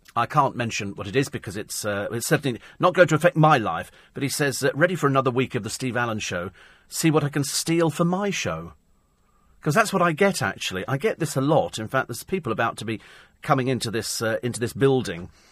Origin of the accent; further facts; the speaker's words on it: Bromley, London, United Kingdom; moved away; I was born in Bromley